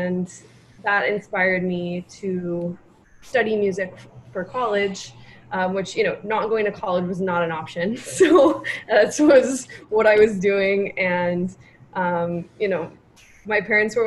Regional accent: Santa Barbara, California, United States; moved away as an adult; now in New York, United States; I grew up in Santa Barbara, California

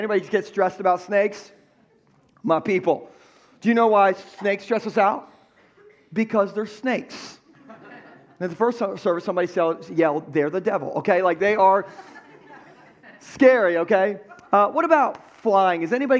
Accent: Gumboro, Delaware, United States; my hometown of Gumbro.

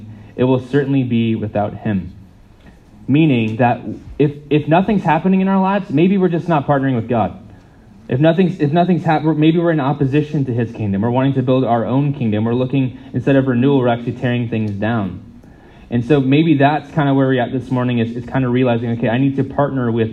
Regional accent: United States; moved away; I'm not from here, I'm from the States.

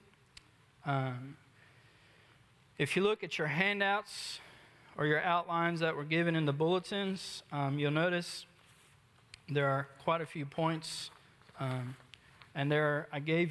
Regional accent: Philadelphia, Pennsylvania, United States; moved away as an adult; also born or lived in Wise, Virginia; I'm originally born and raised in Philadelphia, Pennsylvania, not too far from here

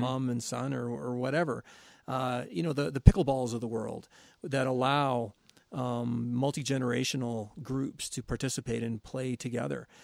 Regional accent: St. Catharines, Ontario, Canada; growing up in the South of Saint Catharines

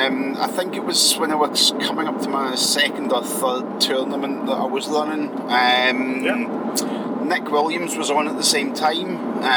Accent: Scotland, United Kingdom

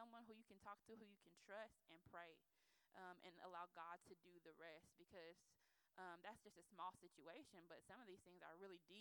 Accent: United States; being Nigerian American

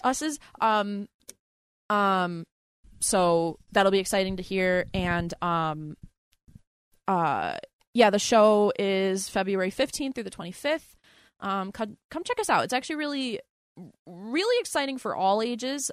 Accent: Philadelphia, Pennsylvania, United States; We grew up in the same city. We grew up in Philadelphia, in the city

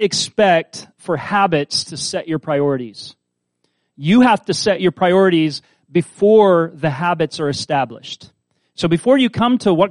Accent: Kansas, United States; I'm from Kansas, but I'm from the suburbs

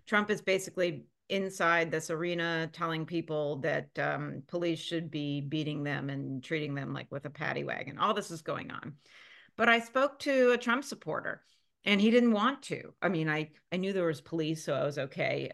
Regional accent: Philadelphia, Pennsylvania, United States; moved away; growing up in Philadelphia

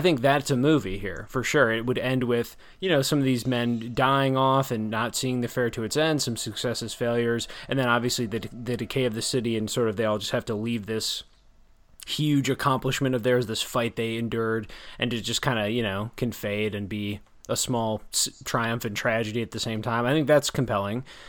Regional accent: near Chicago, Illinois, United States; growing up near Chicago

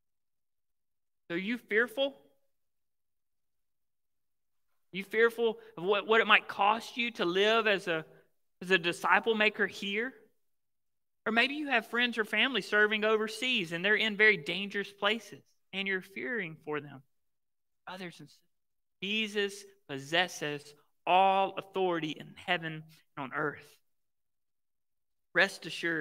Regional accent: Mississippi, United States; I grew up in Mississippi, right? The Bible Belt.

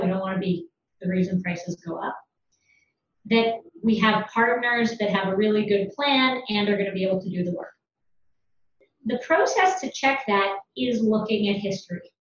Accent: London, Ontario, Canada; I'm from London, Ontario, from a farm

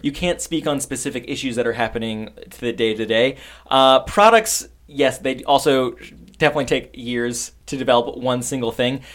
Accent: New York City, New York, United States; I am from New York. I uh, grew up in Long Island, Queens

